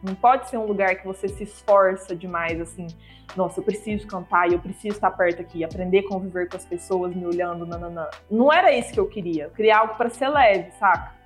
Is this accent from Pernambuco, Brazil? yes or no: no; Uberlândia, Minas Gerais, Brazil; Uberlândia, que é a minha cidade natal